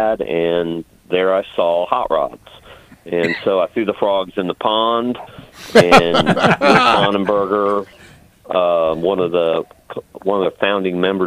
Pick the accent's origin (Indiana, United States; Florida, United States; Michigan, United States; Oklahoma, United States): Indiana, United States; Evansville; I'm originally from Evansville, Indiana.